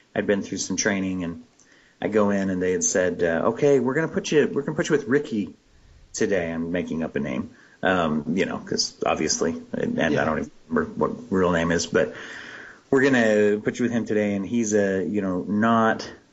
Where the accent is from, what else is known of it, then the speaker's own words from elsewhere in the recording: Pennsylvania, United States; moved away; I grew up in Pennsylvania